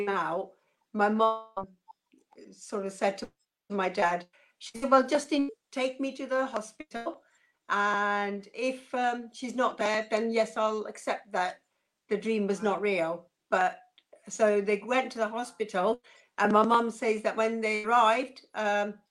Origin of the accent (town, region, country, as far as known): Uganda; born or raised there